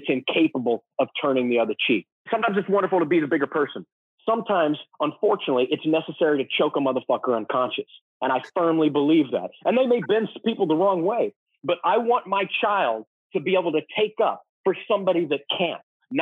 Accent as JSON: {"language": "English", "region": "Texas", "country": "United States", "tie": "born or raised there", "said": "I grew up in Texas"}